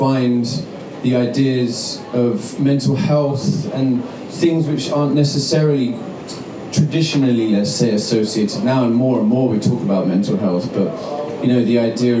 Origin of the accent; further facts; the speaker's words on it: United Kingdom; now in New York, United States; I'm from the UK originally